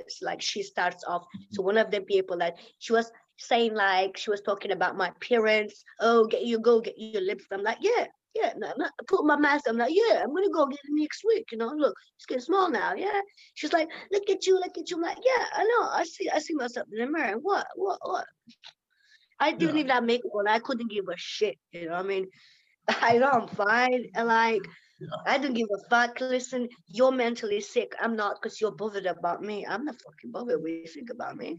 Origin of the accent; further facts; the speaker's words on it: Lithuania; English is a second language; moved away as an adult; also born or lived in Ireland; now in England, United Kingdom; I live in England 16 years now. I lived in Ireland. I am from Lithuania, okay? I'm not English.